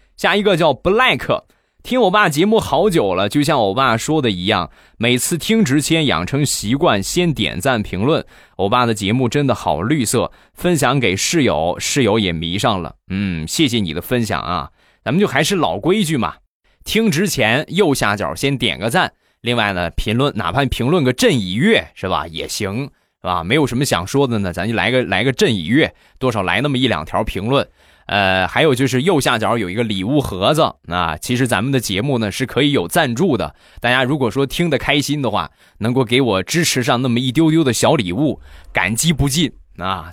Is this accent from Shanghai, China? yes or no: no; Rizhao, Shandong, China; 日照绿茶，我们家乡的特产